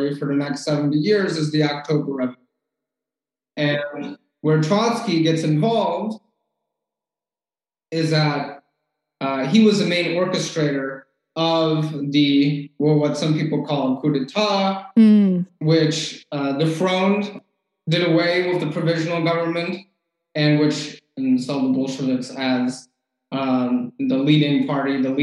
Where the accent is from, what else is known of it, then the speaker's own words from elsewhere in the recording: Washington, District of Columbia, United States; I'm originally from the Washington, D.C. area.